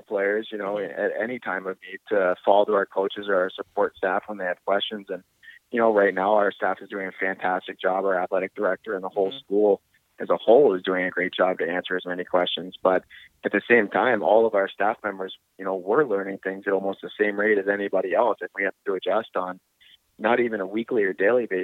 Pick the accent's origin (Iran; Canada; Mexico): Canada; moved away; being Canadian